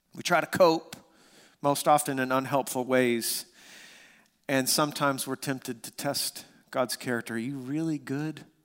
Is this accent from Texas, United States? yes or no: yes; West Texas, United States; We grew up in West Texas